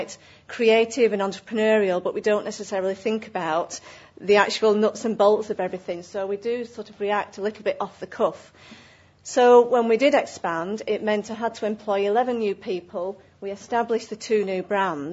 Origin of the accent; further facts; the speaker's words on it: Accrington, North West England, United Kingdom; my hometown of Accrington